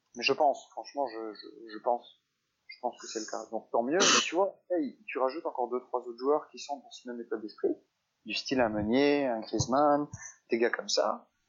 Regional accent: England, United Kingdom; en tant qu'Anglais, ayant vécu à cette période en Angleterre

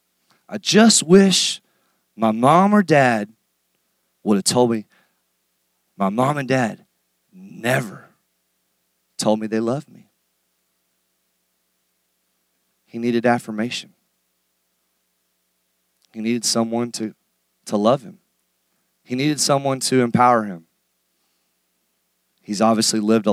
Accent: United States; as American men

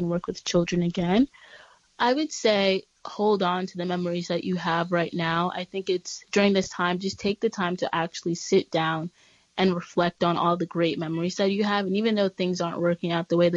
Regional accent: New York City, New York, United States; I'm from Brooklyn, New York

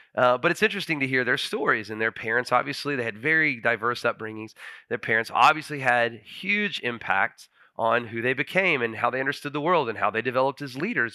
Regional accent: Huntsville, United States; moved away as an adult; I actually moved back to Huntsville. My dad's a pastor in Huntsville, and I was on his staff for about ten months. It was my hometown

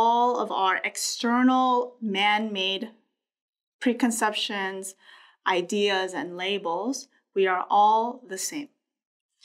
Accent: Los Angeles, California, United States; I'm a woman, I'm Korean, I'm American, I'm from Los Angeles

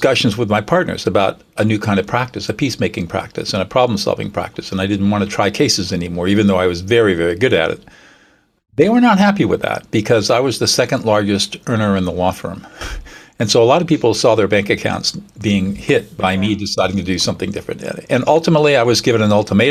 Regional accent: Southern California, United States; also born or lived in New Hampshire; I'm a native Californian. I grew up in Southern California

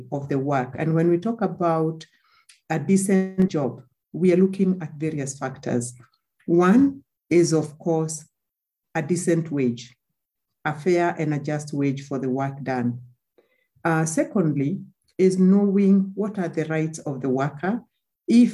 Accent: Kenya; I'm a Kenyan woman

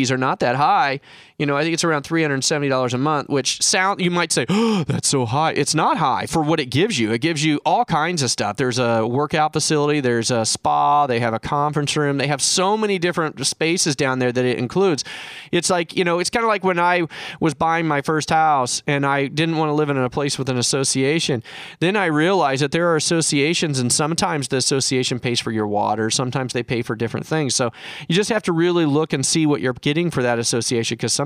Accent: Kansas City, Missouri, United States; now in San Diego, United States; I was raised in Kansas City

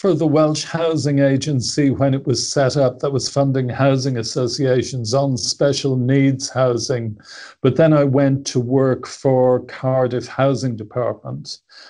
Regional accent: Dublin, Leinster, Ireland; I was born in Dublin. I was born into a fairly ordinary working class home. My dad was a mechanic with the State Transport Company.

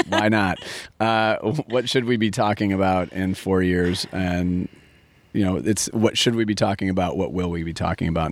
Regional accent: Minneapolis, Minnesota, United States; I'm originally from Minneapolis

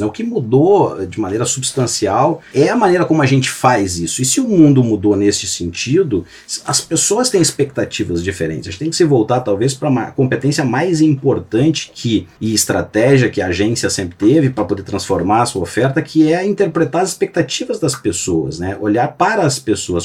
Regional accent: Gaúcho, Rio Grande do Sul, Brazil; nós somos gaúchos

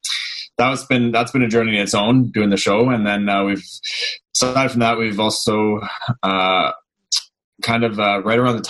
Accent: Newmarket, Ontario, Canada; also born or lived in Vaughan; now in Hamilton, Canada; Grew up in Newmarket

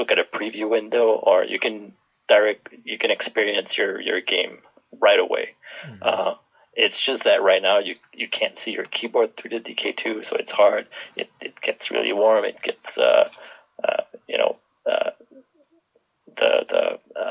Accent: Canada; moved away; I'm Canadian

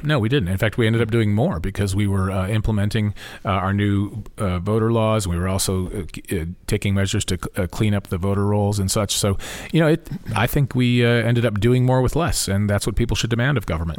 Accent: Topeka, Kansas, United States; I grew up in Topeka

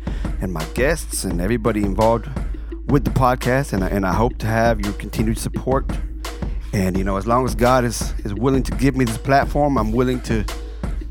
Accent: Fort Worth, Texas, United States; my hometown of Fort Worth, Texas

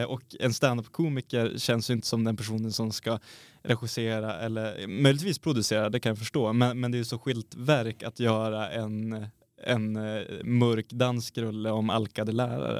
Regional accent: Sweden; vi är svenskar

